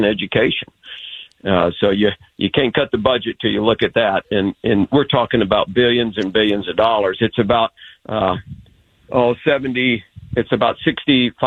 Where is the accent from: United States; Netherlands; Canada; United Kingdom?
United States; Texas; we have so much pride in Texas. We're our own country